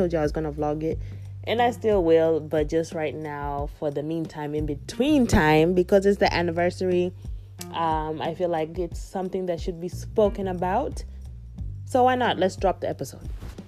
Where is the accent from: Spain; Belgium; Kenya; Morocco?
Kenya; moved away; I definitely see how I am proudly Kenyan still, even 18 years after leaving the country, Kenya, and not being there since.